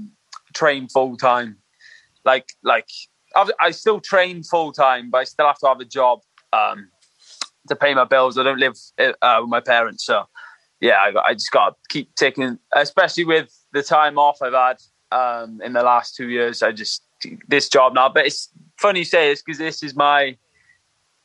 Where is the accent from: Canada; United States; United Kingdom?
United Kingdom; England; also born or lived in Merthyr Tydfil, Wales; I was in Merthyr when from a small kid, but then I moved to England